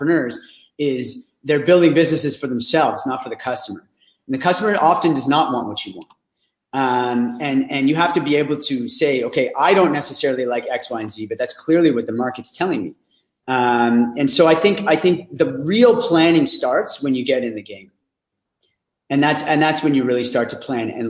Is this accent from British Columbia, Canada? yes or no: no; Ottawa, Ontario, Canada; I'm from Ottawa